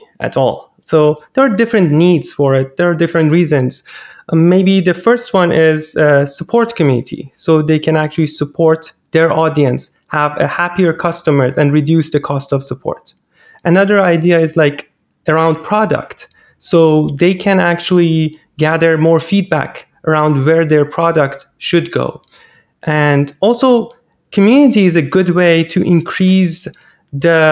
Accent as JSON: {"language": "English", "country": "Iran", "second_language": "English", "moved": "yes", "said": "I'm originally Iranian, and most of these things that I'm talking about are in my native language"}